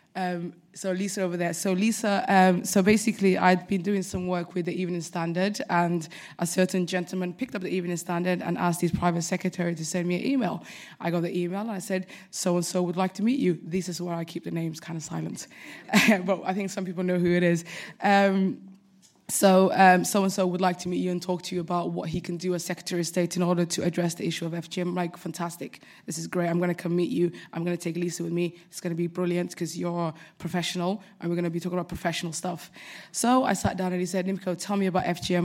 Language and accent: English; United Kingdom; I'm very British